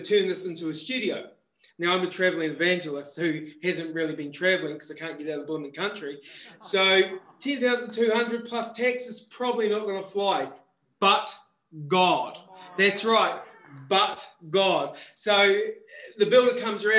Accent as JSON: {"language": "English", "town": "Christchurch", "region": "Canterbury", "country": "New Zealand", "tie": "born or raised there", "also_born_or_lived": "Wollongong, Australia", "moved": "yes", "said": "I was born in Christchurch, New Zealand, born again in Wollongong, Australia"}